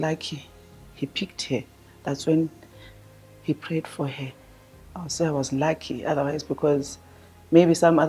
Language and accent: English; Bulawayo, Zimbabwe; moved away as an adult; now in South Africa; I'm coming from Zimbabwe in Bulawayo